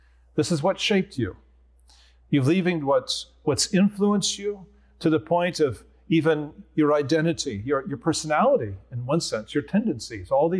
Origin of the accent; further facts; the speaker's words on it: Nebraska, United States; also born or lived in Philadelphia; now in Escondido, United States; I'm Nebraskan